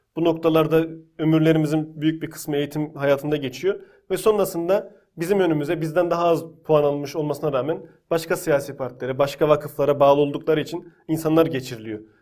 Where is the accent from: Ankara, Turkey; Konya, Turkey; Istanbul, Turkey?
Konya, Turkey; ben Konya'da büyüdüm.